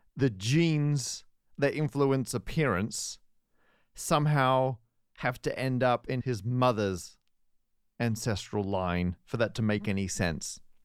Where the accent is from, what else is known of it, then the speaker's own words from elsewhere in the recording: Perth, Western Australia, Australia; moved away; my hometown of Perth, W A.